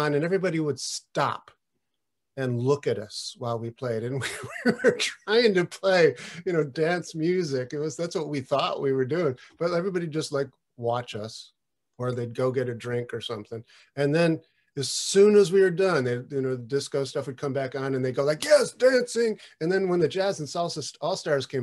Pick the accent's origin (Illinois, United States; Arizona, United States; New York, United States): New York, United States; Buffalo; also born or lived in Brooklyn, New York; now in Catskills, United States; I am from Buffalo